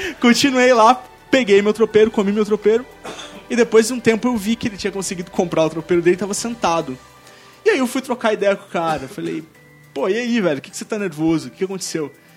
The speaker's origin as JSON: {"language": "Portuguese", "region": "São Paulo", "country": "Brazil", "accent": "paulista", "said": "ele ouviu o meu sotaque, eu tinha um sotaque muito mais forte, tipo, paulista"}